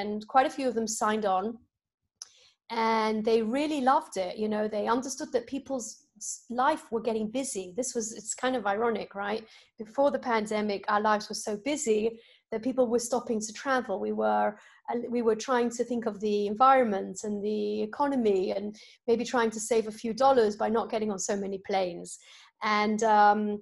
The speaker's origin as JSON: {"language": "English", "country": "United Kingdom", "moved": "as an adult", "lives_now": "United States", "said": "in the UK, where I'm from"}